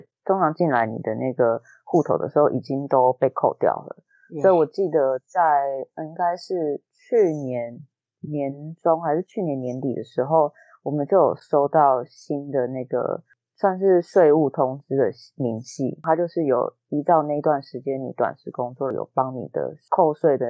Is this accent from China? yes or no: no; Taiwan; 然后那个时候你知道我们台湾人就是听到这种